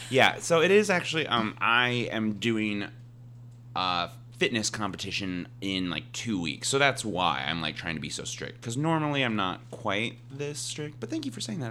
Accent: Midwest, United States; I'm from the Midwest

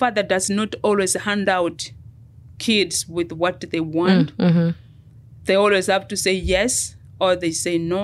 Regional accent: Kenya; moved away as an adult; now in United States; I am a Kenyan. I moved here 24 years ago, almost 25 years ago.

